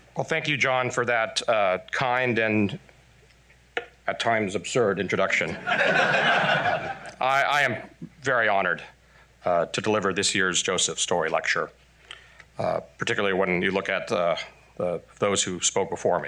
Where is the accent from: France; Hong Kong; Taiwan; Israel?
Taiwan; also born or lived in Texas, United States; now in United States; I'm Taiwanese by birth, Texan by marriage, but most importantly, I'm American by choice.